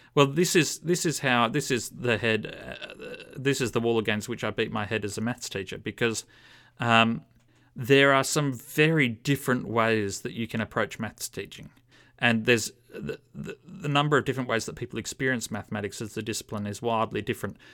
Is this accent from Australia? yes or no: yes; Australia